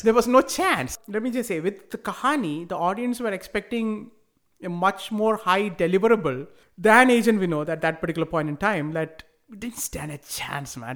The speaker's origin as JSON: {"language": "English", "country": "India", "tie": "born or raised there", "also_born_or_lived": "United States", "moved": "yes", "said": "growing up in India"}